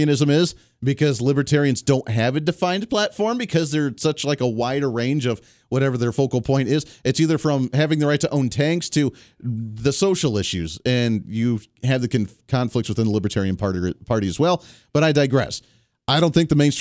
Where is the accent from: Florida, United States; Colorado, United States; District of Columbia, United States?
Colorado, United States; Bailey; moved away as an adult; now in Kansas, United States; That's where I grew up, little town of Bailey, Colorado